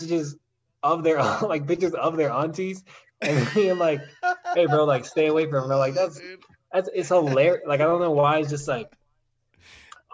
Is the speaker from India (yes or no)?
no; Denver, Colorado, United States; also born or lived in Los Angeles; I was born in Denver, and I've been in Denver ever since